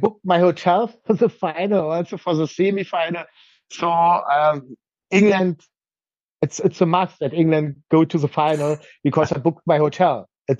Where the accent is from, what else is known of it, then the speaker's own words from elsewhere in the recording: Berlin, Germany; English is a second language; moved away as an adult; now in northern Germany; It's my hometown for over 40 years, yeah. And I lived in Berlin for 40 years. Now I'm living in the north